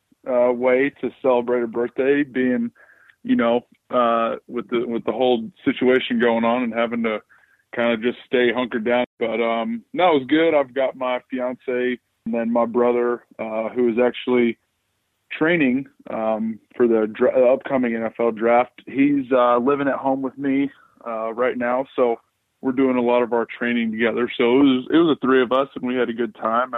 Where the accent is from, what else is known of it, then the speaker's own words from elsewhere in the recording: Atlanta, Georgia, United States; grew up here in Atlanta, mostly on the north side of the city in Alpharetta